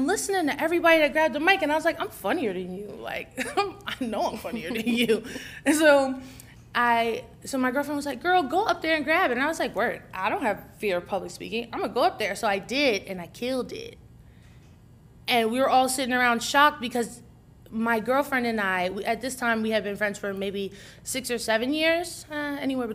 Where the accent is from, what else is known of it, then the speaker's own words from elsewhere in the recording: New Jersey, United States; I'm from Jersey, and we live by New Brunswick, which is Rutgers campus.